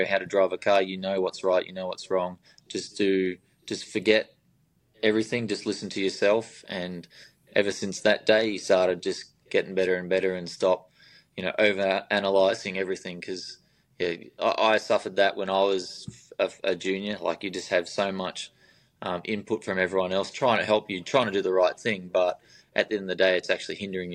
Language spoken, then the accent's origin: English; Albury-Wodonga, Australia; I'm from Albury, Wodonga